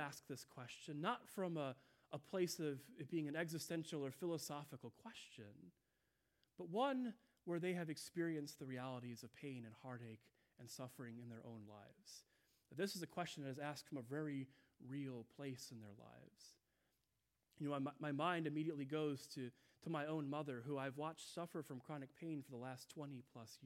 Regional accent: Midwest, United States; I'm from the Midwest

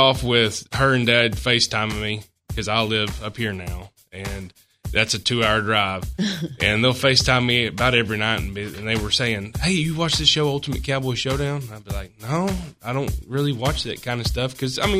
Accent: Arkansas, United States; I can't wait to let my home state know, hey, I went and represented.

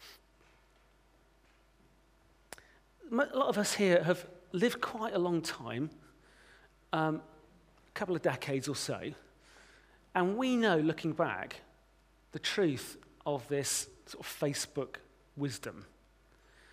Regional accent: United Kingdom; As British Christians

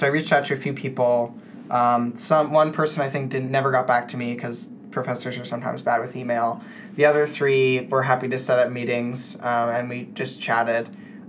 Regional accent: United States; Sandia National Labs, which is located in my hometown

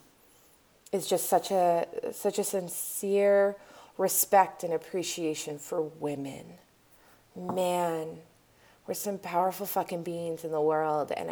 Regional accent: Spokane, Washington, United States; moved away as an adult; I was born and raised here and I have a community that is, there are no words for the love that I have for the community here in Spokane.

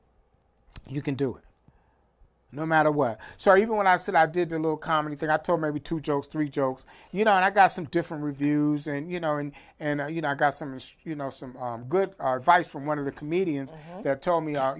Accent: New York, United States; growing up in New York

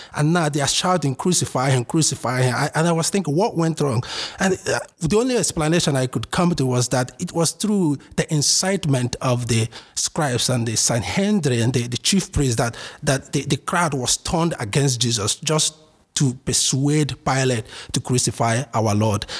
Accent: Imo, Nigeria; moved away as an adult; also born or lived in Ardmore, Pennsylvania, United States; now in United States; originally, I'm from Nigeria, in uh, southeast Nigeria, um, Imo State to be precise. I was born and raised here. I moved here uh, four years ago.

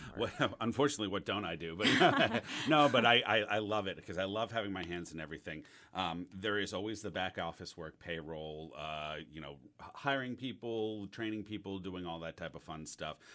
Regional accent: the North, United States; now in Auburn, United States; I'm coming as a Northerner

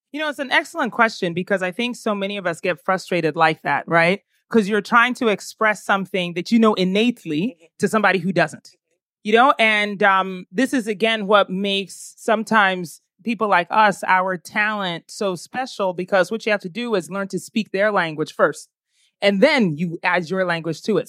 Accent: Ghana; also born or lived in United States; I am Ghanaian.

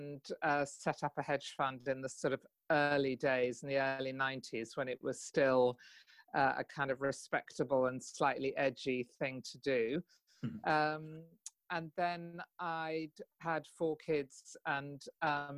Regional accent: Kent, South East England, United Kingdom; also born or lived in London; I grew up in Kent, really. I was born in London, but I grew up in Kent.

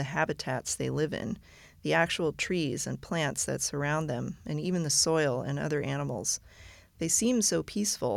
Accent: Pennsylvania, United States; now in Virginia, United States; I grew up in Pennsylvania and live in Virginia now

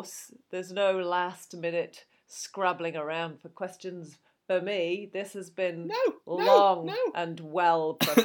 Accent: United Kingdom; we're British

